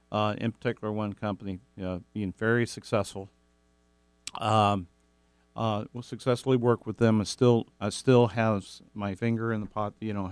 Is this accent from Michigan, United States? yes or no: no; Kentucky, United States; now in Pacific Northwest, United States; I'm originally from Kentucky.